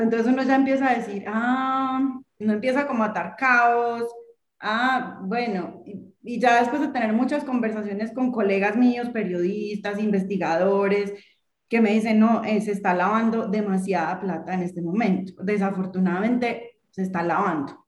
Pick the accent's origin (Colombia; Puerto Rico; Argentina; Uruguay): Colombia; moved away as an adult; also born or lived in Ukraine; yo también me fui de Colombia hace 20 años